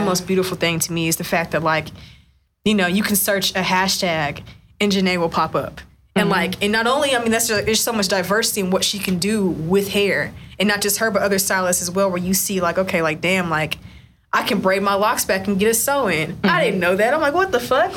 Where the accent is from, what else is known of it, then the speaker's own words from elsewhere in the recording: West Texas, United States; I grew up in West Texas in a town of like 100,000 people